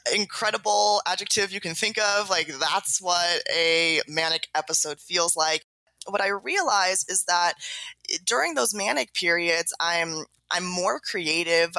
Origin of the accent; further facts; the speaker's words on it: San Diego, California, United States; also born or lived in Los Angeles; I was born in San Diego, California, born and raised